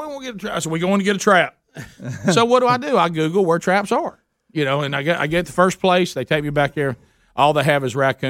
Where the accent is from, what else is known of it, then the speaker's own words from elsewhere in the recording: the South, United States; I'm a Southerner